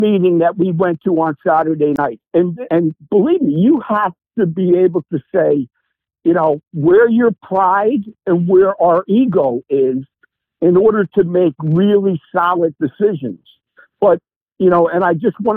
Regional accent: East Coast, United States; moved away; I'm from the East Coast. I mean, I'm from this tri-state area.

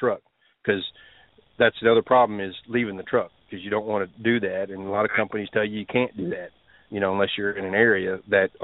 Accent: Texas, United States; I'm from Texas

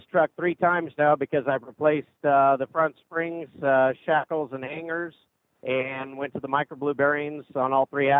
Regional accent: Wilmington, Ohio, United States; Wilmington, Ohio, which is right in the middle of Cincinnati, Dayton, and Columbus

